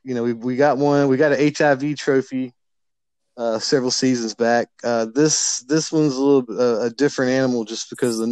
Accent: North Carolina, United States; my hometown is where Duke originated.

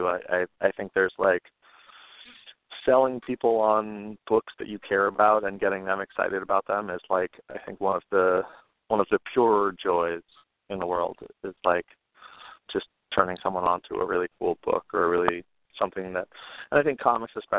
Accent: New York City, New York, United States; I'm a New Yorker born and raised

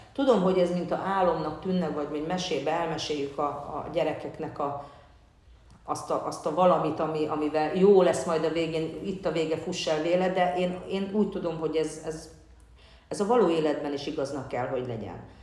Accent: Hungary; Én magyarként is ugyanúgy azonosulok, akár mint cigányként

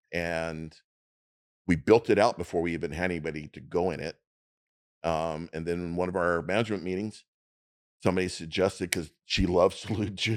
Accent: Long Beach, California, United States; Here, right here in Long Beach. I'm local

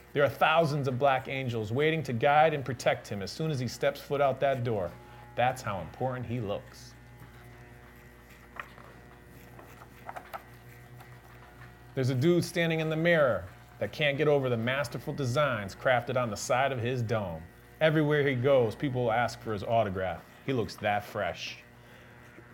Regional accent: Waterbury, Connecticut, United States; the wonderful city of Waterbury, my hometown, born and raised.

